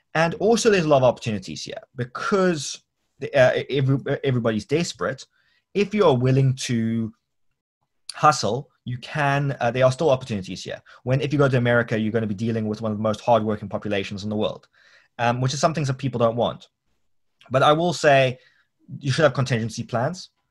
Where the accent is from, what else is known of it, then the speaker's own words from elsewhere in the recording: Cape Town, Western Cape, South Africa; I'm not South African, I'm a Capetonian.